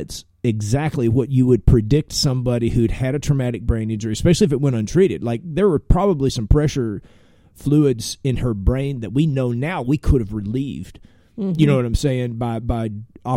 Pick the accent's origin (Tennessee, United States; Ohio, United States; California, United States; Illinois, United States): Tennessee, United States; I basically graduated high school, you know, growing up in Tennessee